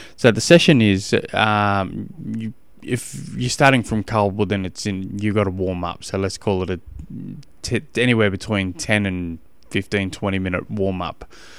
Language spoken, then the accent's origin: English; Australia; I'm from Australia and we don't do, uh, eighty-eight degrees.